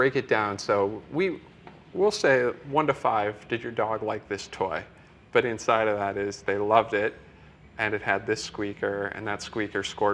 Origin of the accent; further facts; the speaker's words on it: middle of Iowa, United States; I'm from Iowa, so in the middle of Iowa